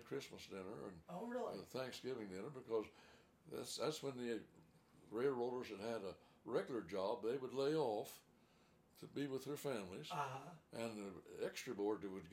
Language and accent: English; Crane, Missouri, United States; when I was growing up in Crane, that was in the 1930s